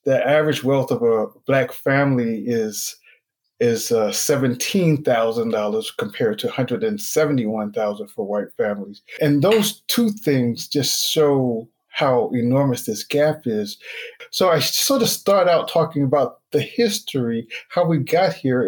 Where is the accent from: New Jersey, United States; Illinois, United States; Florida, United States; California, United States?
New Jersey, United States; Newark; also born or lived in Linden, New Jersey; I grew up in Newark and Linden, New Jersey. That's northern New Jersey, so closer to New York.